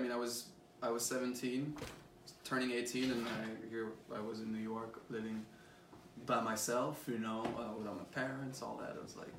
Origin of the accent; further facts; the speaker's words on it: France; I grew up in France listening to French music